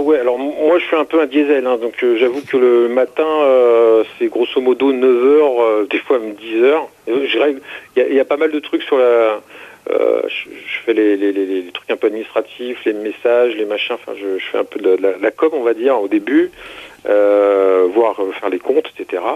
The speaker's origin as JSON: {"language": "French", "area": "Seine-Saint-Denis", "region": "Île-de-France", "country": "France", "tie": "born or raised there", "also_born_or_lived": "Paris", "moved": "as an adult", "lives_now": "Lot, France", "said": "je suis né à Paris en 1972. Euh, j'ai jamais vraiment vécu à Paris. Euh, en fait, j'ai passé mes euh, quasiment mes 30 premières années dans le 93 en Seine-Saint-Denis."}